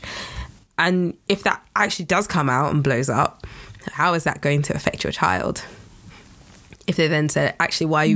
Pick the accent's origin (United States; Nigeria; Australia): Nigeria; I'm Nigerian